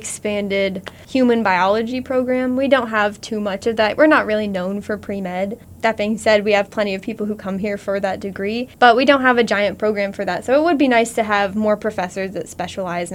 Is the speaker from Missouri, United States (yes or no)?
yes; Warrensburg, Missouri, United States; I am from Warrensburg